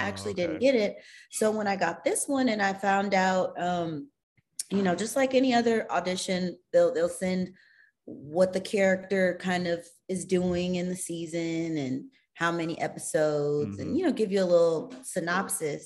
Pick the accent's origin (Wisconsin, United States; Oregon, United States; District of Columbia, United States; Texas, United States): Texas, United States; Katy; moved away as an adult; also born or lived in Atlanta, Georgia; now in Los Angeles, United States; I grew up in Katy, but all my family is from Houston